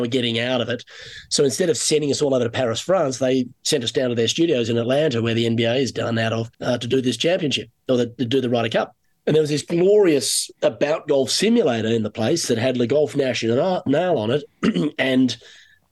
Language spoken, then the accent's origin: English; Sydney, New South Wales, Australia; moved away as an adult; now in Canada; coming from Sydney, it was either, you know, really nice weather or sometimes a little colder